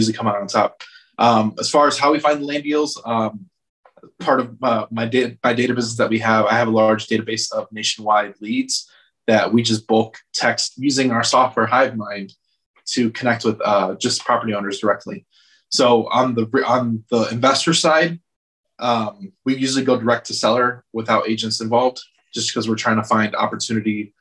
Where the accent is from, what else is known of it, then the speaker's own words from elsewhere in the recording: outside Chicago, Illinois, United States; also born or lived in Atlanta; now in Los Angeles, United States; I grew up outside Chicago real quick, moved to Atlanta